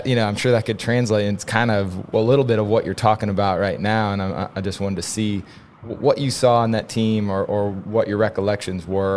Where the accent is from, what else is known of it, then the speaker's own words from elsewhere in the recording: Kansas, United States; growing up in Kansas